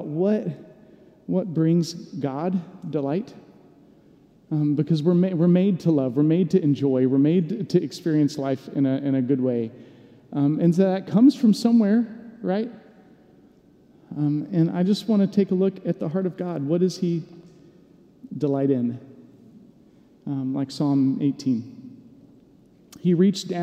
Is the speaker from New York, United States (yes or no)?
no; Atlanta, Georgia, United States; moved away; I grew up in Atlanta, first chunk of my life